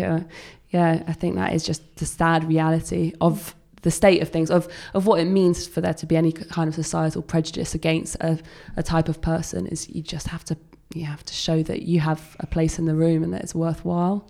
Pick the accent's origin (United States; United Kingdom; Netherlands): United Kingdom; accent: English accent; as a Brit